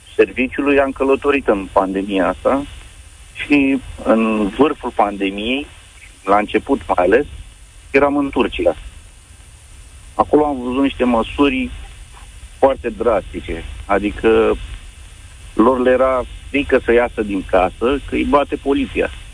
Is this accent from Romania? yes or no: yes; Romania; suntem români